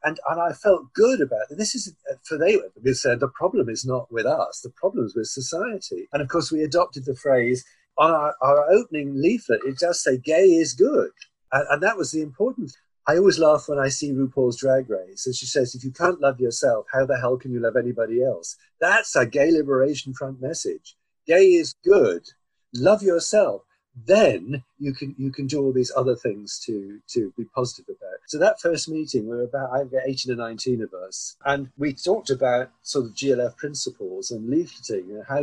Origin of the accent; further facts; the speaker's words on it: Cornwall, South West England, United Kingdom; moved away as an adult; also born or lived in London; I'm a Cornishman. I was born in Cornwall in 1948. But in 1966, I came to London to study